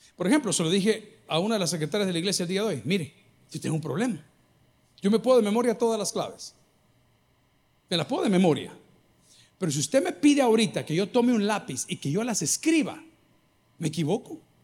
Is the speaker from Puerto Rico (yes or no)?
no; El Salvador; los salvadoreños que estamos aquí